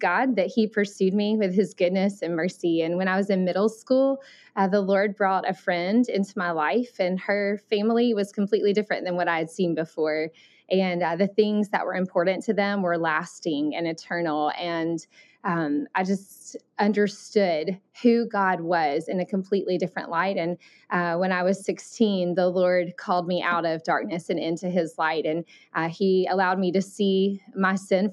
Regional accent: Alabama, United States; accent: Southern; moved away as an adult; also born or lived in Thailand; I grew up in Alabama, so that's where my Southern

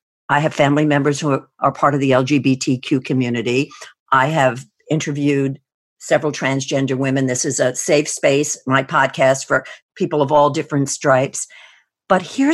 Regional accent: New Jersey, United States; born or raised there

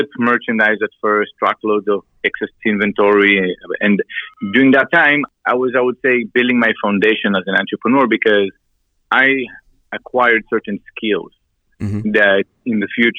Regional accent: Israel; moved away as an adult; also born or lived in Miami; I came from Israel when I was around 20, 22 years old

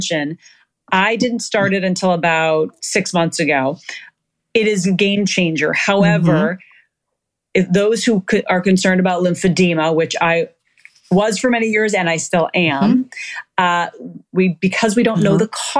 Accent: Minnesota, United States; now in Los Angeles, United States; I'm from Minnesota

